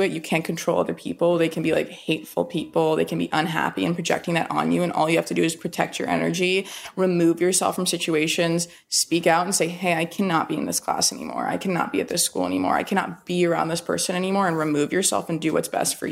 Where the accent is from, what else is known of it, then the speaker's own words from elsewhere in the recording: North Carolina, United States; not a ton of my friends growing up in North Carolina in high school were in therapy